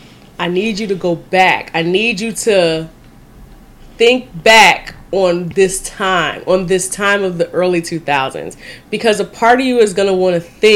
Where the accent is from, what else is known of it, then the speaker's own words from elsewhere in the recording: Chicago, Illinois, United States; We are from Chicago.